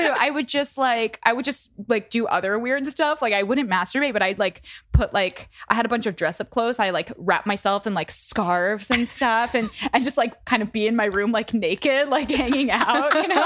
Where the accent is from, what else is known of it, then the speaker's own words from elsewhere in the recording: Midwest, United States; I'm from the Midwest